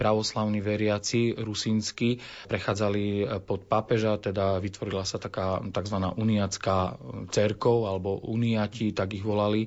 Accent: Košice, Košice Region, Slovakia; ja som sa narodil už v Košiciach

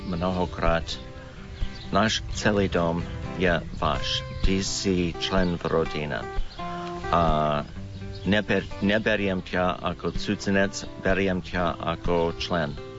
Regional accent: United States; Slovak is a second language; moved away as an adult; now in Slovakia; som Američan

